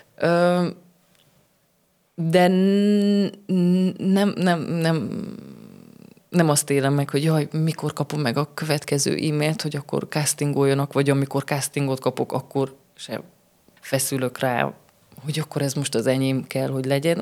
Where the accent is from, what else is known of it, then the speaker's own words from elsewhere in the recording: Sfântu Gheorghe, Covasna County, Romania; also born or lived in Târgu Mureș; én így születtem, én itt töltöttem a suli évet, ide kerültem vissza